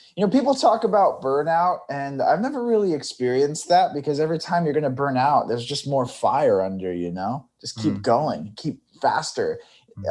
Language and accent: English; Bakersfield, California, United States; moved away; I'm from Bakersfield, California